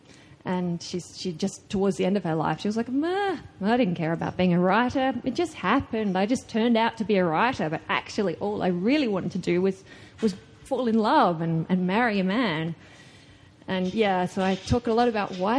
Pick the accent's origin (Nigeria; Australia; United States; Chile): Australia; an Australian woman writer